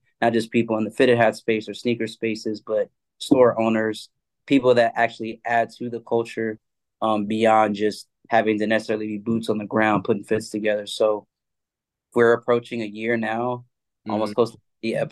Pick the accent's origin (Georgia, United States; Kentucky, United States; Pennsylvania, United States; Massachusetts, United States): Georgia, United States; Atlanta; I'm from Atlanta originally